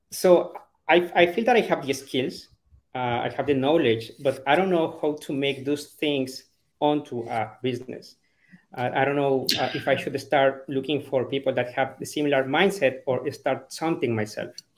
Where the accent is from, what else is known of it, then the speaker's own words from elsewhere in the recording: Ecuador; moved away as an adult; now in Dallas, United States; I'm from Ecuador.